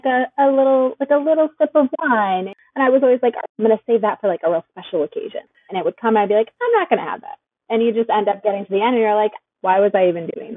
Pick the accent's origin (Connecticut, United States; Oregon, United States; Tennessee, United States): Connecticut, United States; Wallingford; moved away; I grew up in the Northeast. I actually grew up in Connecticut.